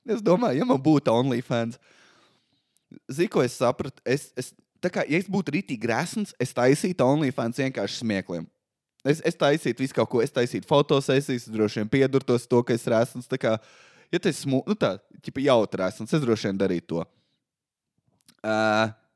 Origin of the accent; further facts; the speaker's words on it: Valmiera, Valmiera Municipality, Latvia; Es nāku no Valmīras